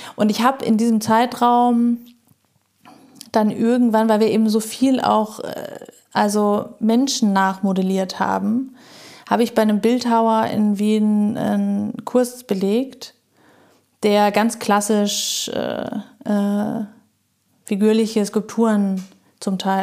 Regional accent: Munich, Bavaria, Germany; moved away as an adult; ich bin da groß geworden

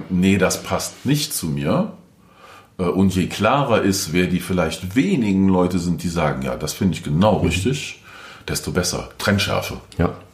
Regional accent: North Rhine-Westphalia, Germany; Ich komme aus dem Rheinland, Nähe Köln. Karneval ist ein großer Spaß für viele da.

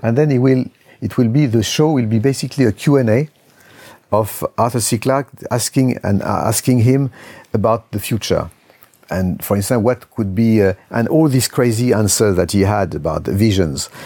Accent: Lyon, Auvergne-Rhône-Alpes, France; my hometown, Lyon

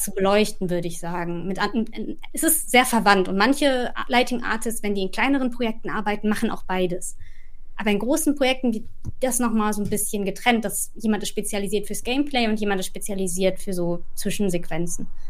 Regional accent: Ruhr area, North Rhine-Westphalia, Germany; moved away as an adult; now in London, United Kingdom; Ich komme aber auch aus dem Ruhrgebiet

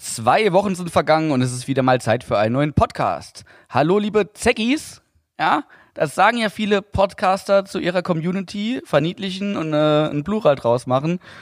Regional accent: Saarland, Germany; Bei uns im Saarland

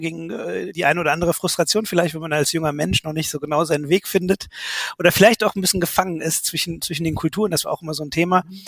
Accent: Bonn, North Rhine-Westphalia, Germany; also born or lived in Cologne; da bin ich halt geboren, im, im Rheinland sozusagen groß geworden

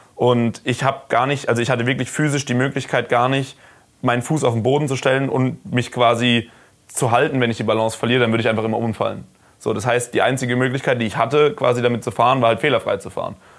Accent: Karlsruhe, Baden-Württemberg, Germany; ich komme aus Karlsruhe

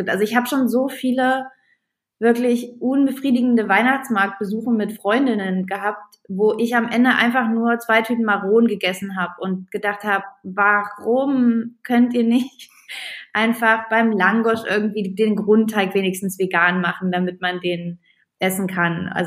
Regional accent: East Germany, Germany; also Roster sind bei uns Bratwürstchen, ich komme aus dem Osten.

